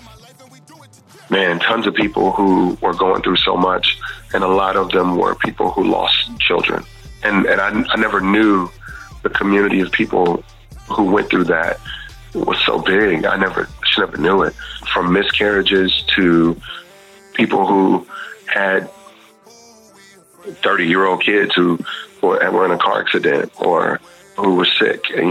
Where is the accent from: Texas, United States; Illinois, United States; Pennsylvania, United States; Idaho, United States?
Texas, United States; Houston; I grew up in Texas and Houston.